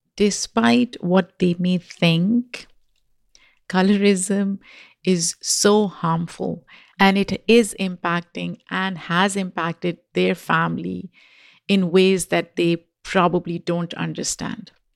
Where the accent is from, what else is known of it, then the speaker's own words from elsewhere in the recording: Pakistan; moved away; when I was growing up in Pakistan